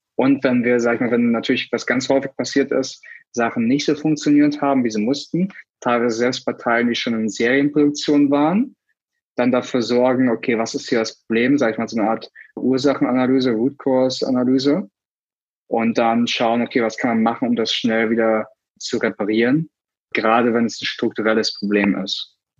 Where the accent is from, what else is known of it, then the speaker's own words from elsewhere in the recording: Germany; moved away; ich war Deutscher